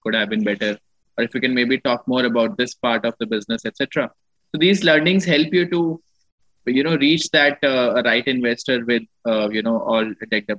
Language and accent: English; Ludhiana, Punjab, India; moved away as an adult; also born or lived in Jodhpur, Rajasthan / Delhi; I come from Ludhiana. I was born in Jodhpur, Rajasthan. I was brought up in Ludhiana, did my schooling from Ludhiana, Punjab.